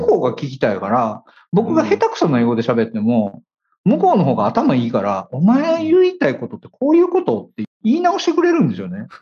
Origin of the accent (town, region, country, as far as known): Kansai, Japan